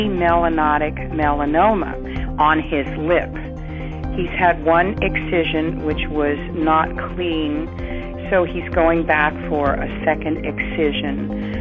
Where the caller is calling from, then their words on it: Mendocino, California, United States; I'm calling from Mendocino, California.